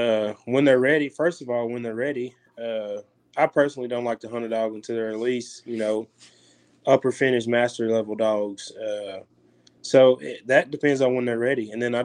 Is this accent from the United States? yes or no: yes; Arkansas, United States; growing up in Arkansas, man, I mean, it's the duck capital of the world.